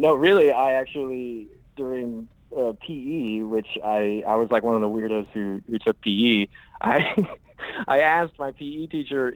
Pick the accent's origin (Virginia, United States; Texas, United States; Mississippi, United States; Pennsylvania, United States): Texas, United States; Houston; moved away as an adult; also born or lived in Oklahoma; now in Los Angeles, United States; I'm originally from Houston, Texas. I grew up there